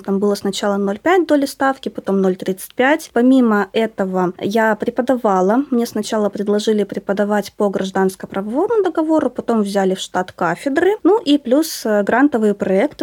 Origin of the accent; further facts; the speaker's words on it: Northern Kazakhstan, Kazakhstan; now in Omsk, Russia; Я сама родилась в Северном Казахстане